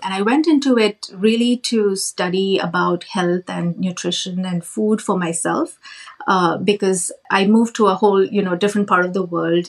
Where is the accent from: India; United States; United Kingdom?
India; moved away as an adult; now in Canada; I grew up in India I did a, um, my master's in computer science